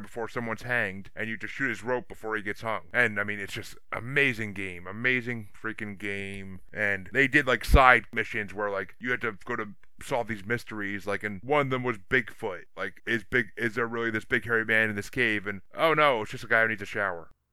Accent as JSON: {"language": "English", "region": "New York", "country": "United States", "moved": "yes", "lives_now": "Massachusetts, United States", "said": "I'm from New York originally and I'm from, I live in Massachusetts"}